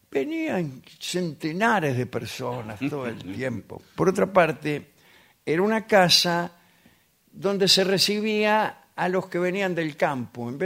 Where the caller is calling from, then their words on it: San Martín, Argentina; de San Martín.